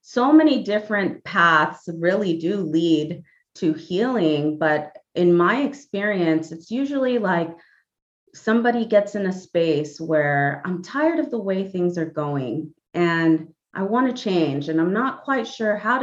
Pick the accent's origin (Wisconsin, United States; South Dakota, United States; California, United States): California, United States; Los Angeles; also born or lived in Panama; I'm originally from Panama. I've been here in the greater Los Angeles area since the age of 4